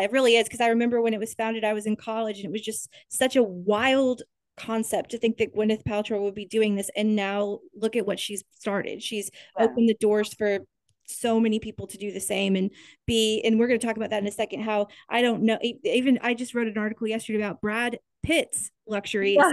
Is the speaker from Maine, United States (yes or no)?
no; Topeka, Kansas, United States; growing up in Kansas at, at this time